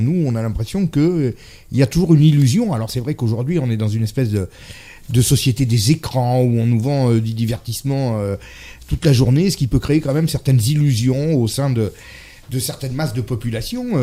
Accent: France; je suis français

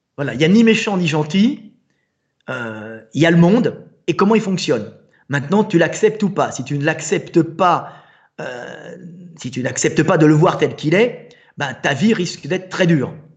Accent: France

